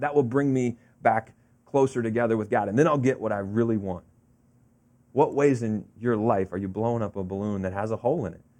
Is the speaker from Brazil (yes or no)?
no; Florida, United States; now in New Jersey, United States; growing up in Florida, we had an in-ground pool, uh, as a kid